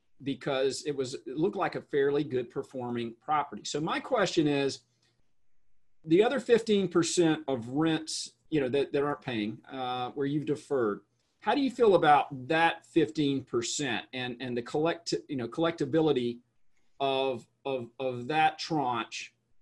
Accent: Spartanburg, South Carolina, United States; my hometown of Spartanburg, South Carolina.

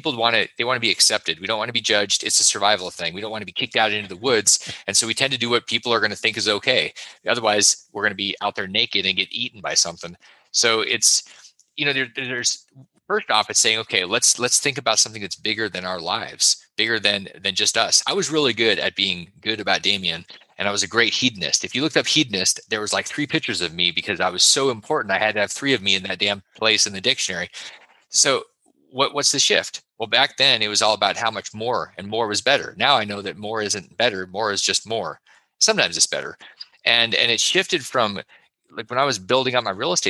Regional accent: Alaska, United States; I grew up in Alaska

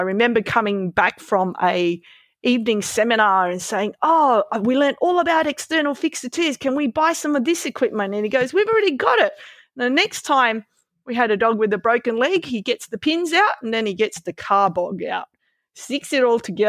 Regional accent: Melbourne, Victoria, Australia; Well, I grew up riding in Melbourne where there were no bike paths, lots of cars, terrible infrastructure for cycling

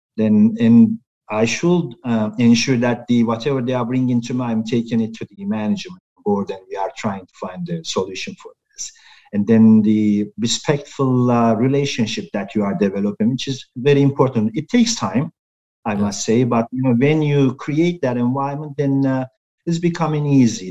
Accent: Turkey; I'm from Turkey

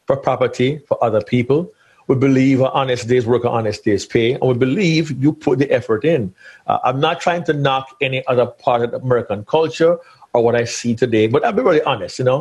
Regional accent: Jamaica; also born or lived in central Georgia, United States; now in Georgia, United States; being a Jamaican boy from way, way back in the day, of the old islands

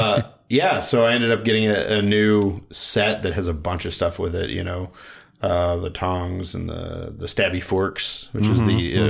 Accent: Midwest, United States; I wonder if it's like a bigger like Midwest thing because we're both from the Midwest.

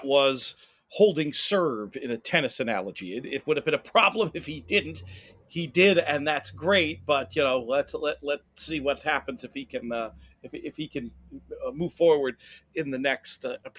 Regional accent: New York, United States; as a New Yorker

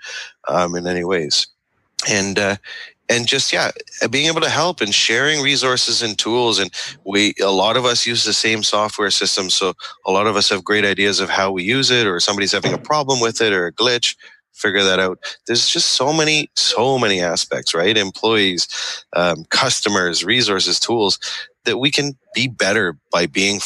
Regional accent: Canada; I'm Canadian

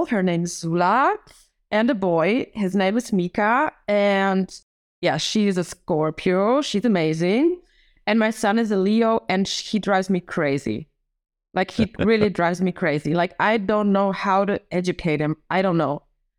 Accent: Germany; English is a second language; My parents are Polish, so they are from Warsaw, but I was born in Germany and like my education was in Germany. So I went to normal schools. Unfortunately, we moved a lot. So every year we moved to a different city until I was 11.

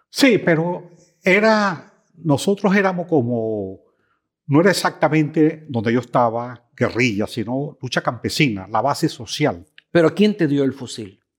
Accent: El Tocuyo, Lara, Venezuela; moved away; mi pueblo, el Tocuyo, es un pueblo que tiene una tradición de, histórica de luchas campesinas

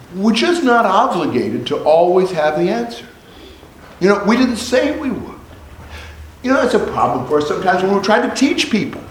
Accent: Indianapolis, Indiana, United States; also born or lived in Vincennes, Indiana; I was not born in Indianapolis. I was born in Vincennes. And when I was 10 months old, we moved to Indianapolis

